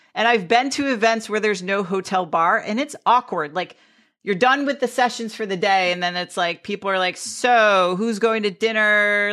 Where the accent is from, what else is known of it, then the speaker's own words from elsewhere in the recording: Greenwich, Connecticut, United States; I grew up in Greenwich, Connecticut, which was a very wealthy town with nine golf clubs